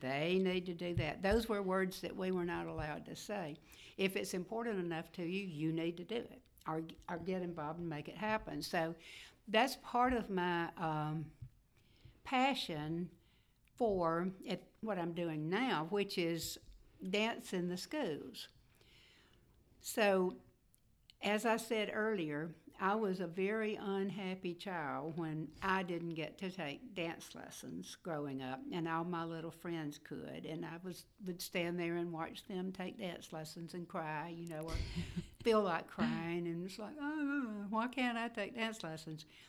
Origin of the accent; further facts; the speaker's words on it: Fulton, Mississippi, United States; moved away as an adult; also born or lived in Andalusia, Alabama / Tupelo, Mississippi; I grew up in Fulton, Mississippi